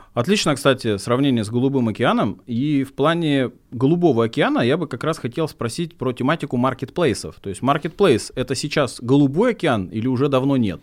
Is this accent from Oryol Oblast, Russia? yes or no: yes; Oryol, Oryol Oblast, Russia; я человек с региона, я из Орла